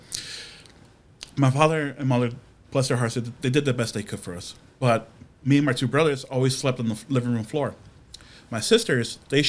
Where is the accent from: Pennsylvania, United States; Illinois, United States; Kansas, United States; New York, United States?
Illinois, United States; Chicago; I grew up in Southside Chicago